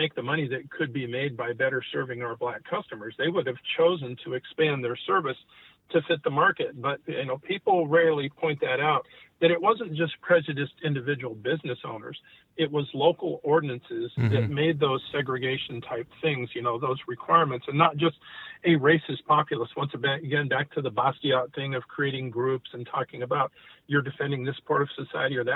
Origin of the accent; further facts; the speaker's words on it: Nogales, Arizona, United States; where are you from? And I say Nogales